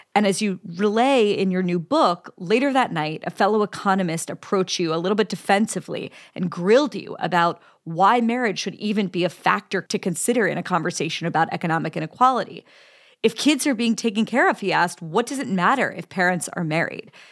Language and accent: English; Pittsburgh, Pennsylvania, United States; I'm from Pittsburgh, used to be a manufacturing town.